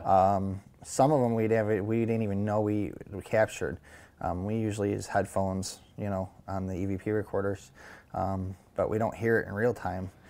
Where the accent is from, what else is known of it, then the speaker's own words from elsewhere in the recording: Syracuse, New York, United States; now in Rome, United States; I'm originally from Syracuse, New York